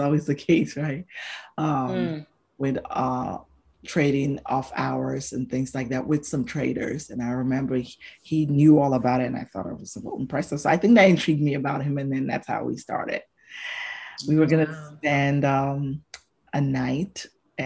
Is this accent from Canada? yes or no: no; Botswana; moved away; who I grew up with in Botswana, because that's where I spent my formative years